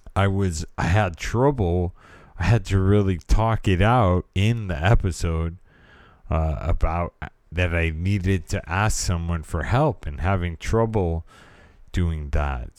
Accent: California, United States; I am from California and I was raised in the eighties

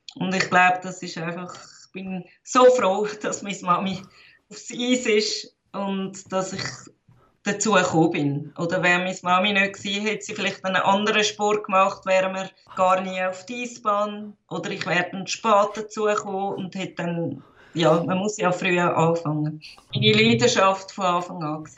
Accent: Zurich, Switzerland; Ich bin in Zürich, Wittigen geboren

